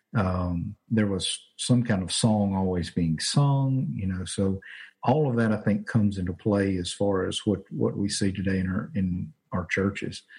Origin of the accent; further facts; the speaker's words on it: Winnfield, Louisiana, United States; also born or lived in Arkansas; now in Jonesboro, United States; I'm originally from Louisiana. Grew up in a small town called Winfield, which is actually about 30 minutes from here